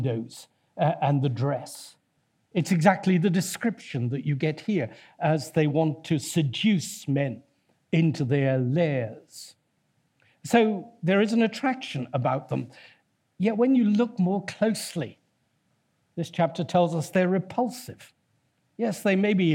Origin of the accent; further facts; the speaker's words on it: Torquay, South West England, United Kingdom; My hometown is Torquay, that's built on seven hills as well.